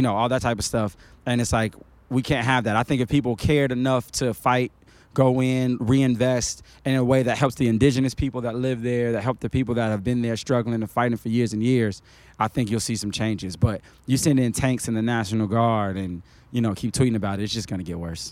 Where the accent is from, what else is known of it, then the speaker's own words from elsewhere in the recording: Chicago, Illinois, United States; moved away as an adult; also born or lived in Queens, New York / Valdosta, Georgia / Cleveland, Tennessee; now in Atlanta, United States; I grew up in a place that was dangerous